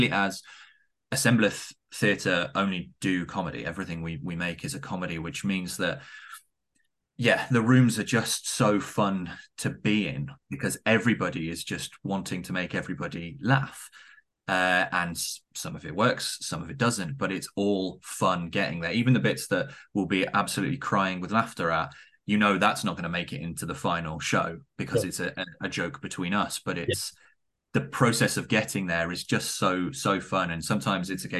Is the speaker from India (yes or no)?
no; the Southwest, South West England, United Kingdom; I'm also from the Southwest